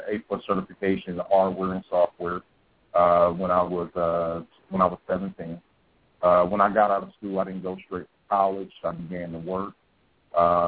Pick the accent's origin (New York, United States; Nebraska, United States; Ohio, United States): Ohio, United States; Columbus; now in Atlanta, United States; I'm originally from Columbus, Ohio. I came down to Atlanta